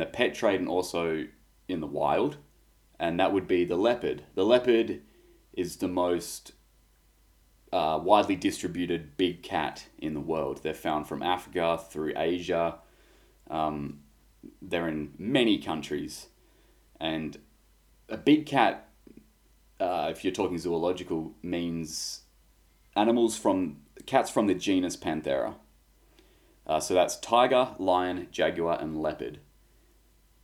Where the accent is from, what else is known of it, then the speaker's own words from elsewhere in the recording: Australia; Being an Australian